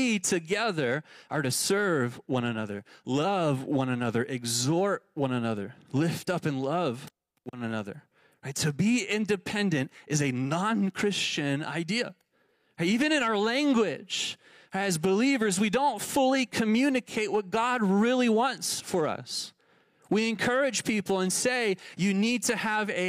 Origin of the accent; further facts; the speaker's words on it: Texas, United States; now in Tucson, United States; the suburbia I grew up in Texas